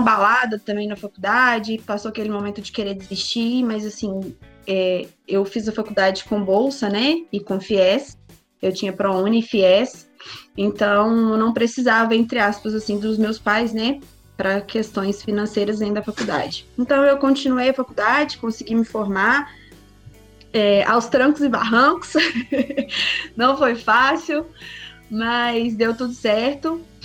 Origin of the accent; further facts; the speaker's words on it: Betim, Minas Gerais, Brazil; sou daqui de Betim, cidade vizinha de Belo Horizonte, nascido e criado por aqui mesmo